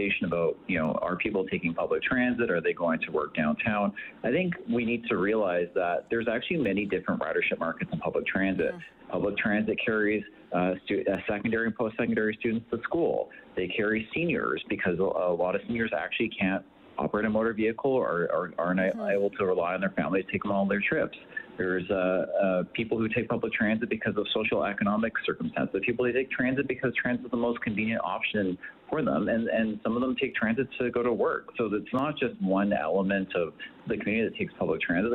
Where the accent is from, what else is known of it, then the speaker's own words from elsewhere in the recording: Edmonton, Alberta, Canada; I'm actually from Edmonton. I was born and raised Edmontonian